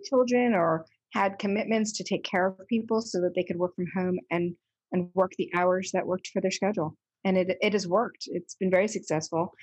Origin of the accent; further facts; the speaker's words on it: Delaware, United States; moved away as an adult; also born or lived in Boston / New York City; I was born and raised in Delaware, but I left as soon as I finished high school.